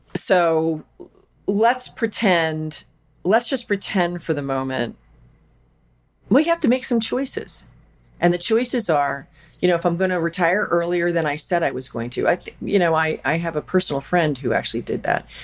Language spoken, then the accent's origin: English; Philadelphia, Pennsylvania, United States; I'm from Philadelphia